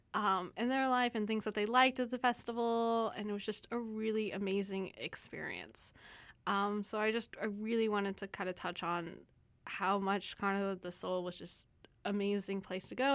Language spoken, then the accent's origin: English; Texas, United States; now in Canada; I'm from Texas, so, um, we're very much known for, like, our Tex-Mex food